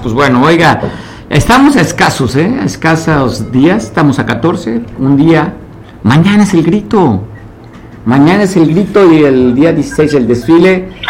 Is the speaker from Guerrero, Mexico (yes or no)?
yes; Guerrero, Mexico; lo que somos como guerrerenses